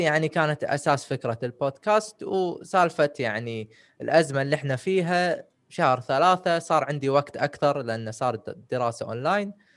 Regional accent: Kuwait; also born or lived in United Kingdom; من الكويت توني متخرج من بريطانيا

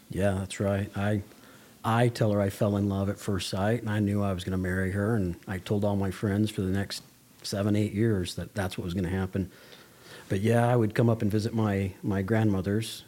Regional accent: Las Vegas, Nevada, United States; moved away as an adult; now in Toquerville, United States; I grew up in Las Vegas, Nevada

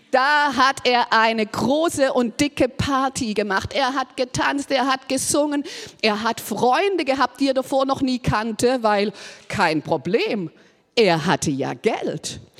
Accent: Baden-Württemberg, Germany; Ist ja auch mal ein guter Gedanke, so als Schwabe, gell, kann man auch mal denken, es hilft Armela, wenn man was schafft.

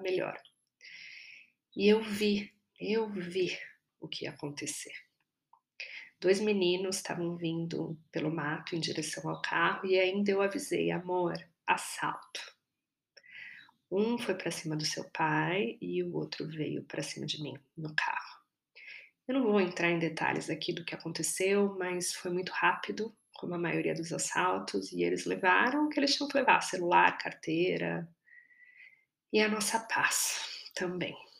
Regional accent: São Paulo, Brazil; Eu sou paulistana

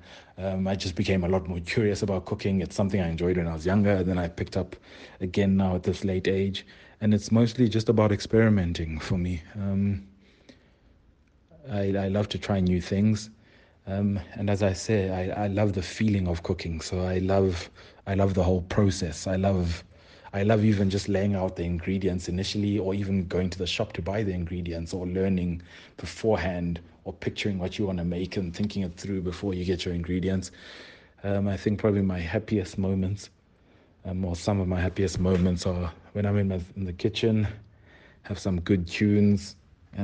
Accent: Ilita, Eastern Cape, South Africa; moved away as an adult; now in Johannesburg, South Africa; I'm originally from the Eastern Cape. I'm from a township called Ilita in the Eastern Cape. It's still home currently, and it's where my mother is. I was raised by my mother

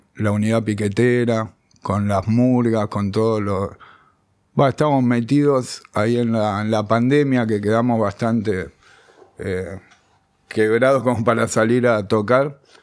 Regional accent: Buenos Aires, Argentina; also born or lived in Béccar / Sarandí; nací acá en Capital, de Saavedra. Después viví en la adolescencia en Becar, volví a Saavedra

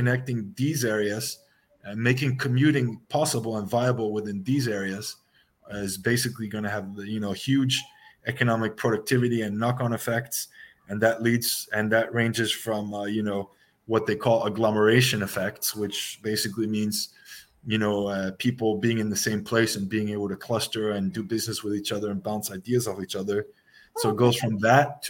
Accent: Washington, District of Columbia, United States; moved away; I'm originally from the Washington D.C. area

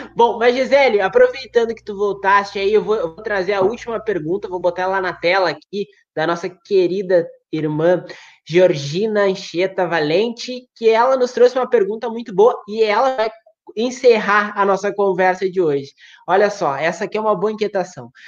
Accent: Uruguaiana, Rio Grande do Sul, Brazil; moved away; eu sou de Uruguaiana, mas não moro mais em Uruguaiana

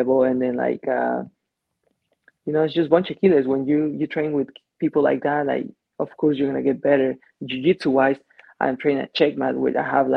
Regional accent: Mexico; moved away as an adult; now in United States; we have lucha libre, you know, in Mexico

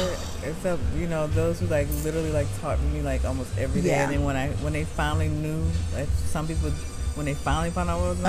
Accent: New Orleans, Louisiana, United States; I'm from New Orleans

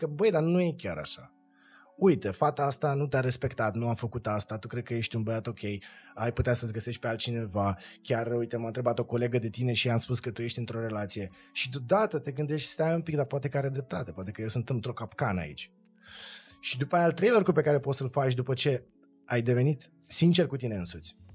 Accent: Moldova; born there; Eu m-am născut în Republica.

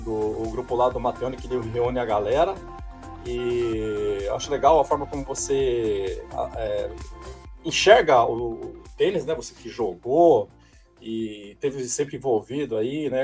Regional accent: Maringá, Paraná, Brazil; now in São Paulo, Brazil; eu sou paranaense, eu sou de Maringá

